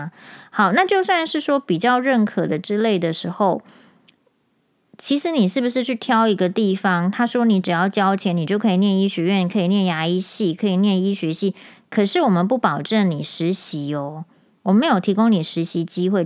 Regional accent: Taiwan; 我们台湾人

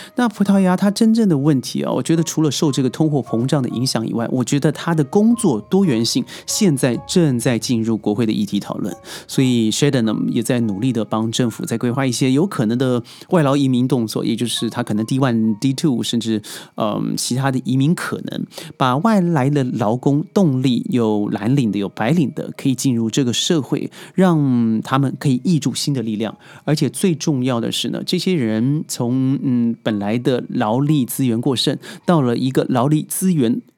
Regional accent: China; 咱们内地人

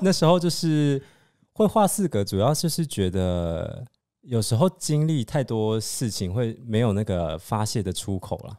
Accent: Taiwan; 如果像我们台湾人这样平常在聊天

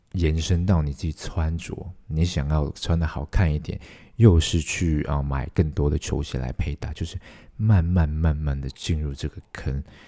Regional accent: Hong Kong; 我是香港人

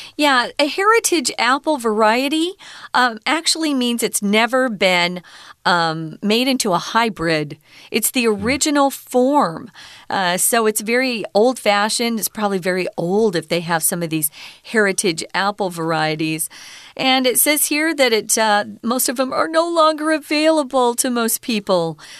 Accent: Mesa, Arizona, United States; all of East Mesa, where I grew up, was just orange orchard after orange orchard

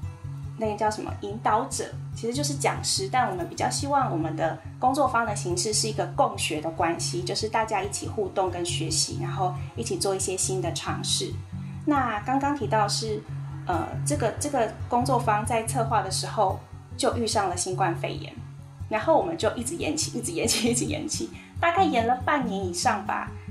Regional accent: Taiwan; 我们台湾人

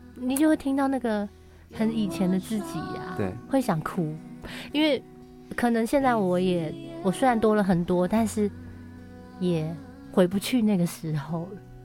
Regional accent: Taoyuan, Taiwan; moved away; 我奶奶又过世了，因为奶奶是带我长大的。很重要的一个亲人。然后我的老家桃园的家也被处理掉了

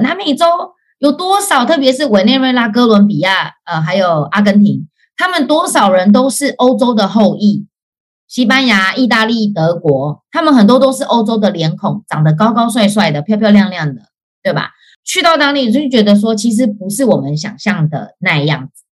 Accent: Hualien, Hualien County, Taiwan; now in Canada; 我是花莲人

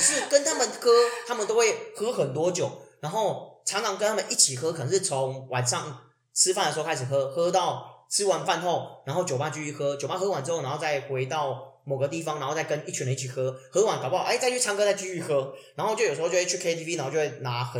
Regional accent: Tainan, Taiwan; 对，虽然我是台南人，但有时候我回台南不一定会回老家，因为我老家离台南市很远，非常远。

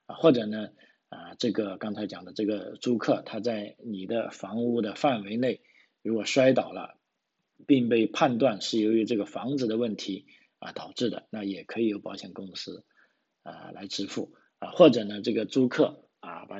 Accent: China; now in Australia; 那就不像啊我们从这个中国来的朋友，因为在国内已经。有了这种观念啊，会存钱啊。

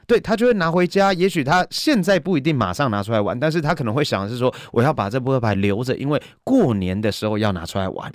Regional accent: Nantou County, Taiwan; moved away; also born or lived in Taipei; 是南投人

